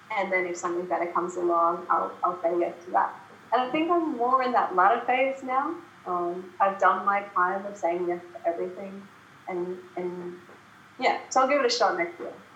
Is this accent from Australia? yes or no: yes; Brisbane, Queensland, Australia; Brisbane is my hometown